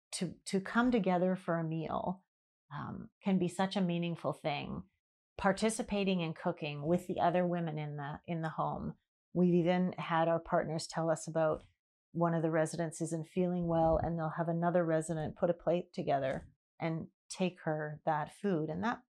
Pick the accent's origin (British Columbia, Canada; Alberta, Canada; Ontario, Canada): British Columbia, Canada; Vancouver; I grew up in Vancouver till I was 21.